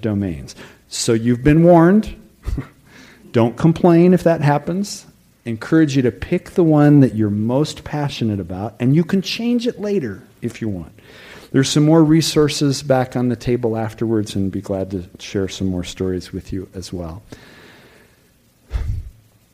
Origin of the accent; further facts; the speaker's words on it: Tucson, Arizona, United States; having been born and growing up in Tucson